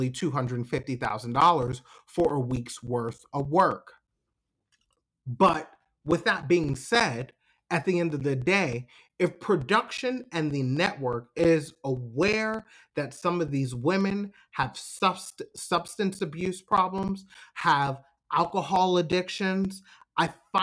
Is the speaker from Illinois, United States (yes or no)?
no; New York, United States; I'm from New York.